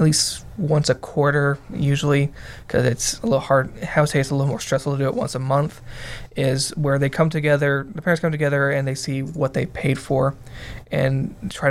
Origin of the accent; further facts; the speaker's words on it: Texas, United States; I grew up in Texas